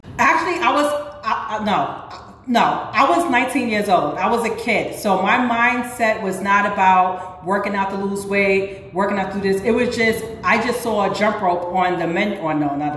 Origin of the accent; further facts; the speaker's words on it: New York City, New York, United States; also born or lived in Harlem; I was born and raised in the Bronx, but I always went to school in Harlem